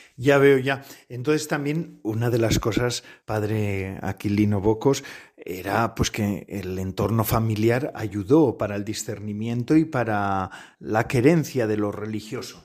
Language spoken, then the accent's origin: Spanish; near Lekeitio, Basque Country, Spain; en mi pueblo, bueno, cerca de mi pueblo, yo no soy exactamente de Lequeitio, pero eh, eh, soy muy cercano al Lequeitio